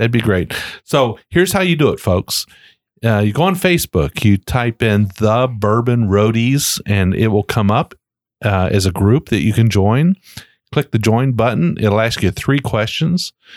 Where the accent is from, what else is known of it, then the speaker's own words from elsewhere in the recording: Shelby County, Kentucky, United States; we're from Shelby County. I'm from Shelby County.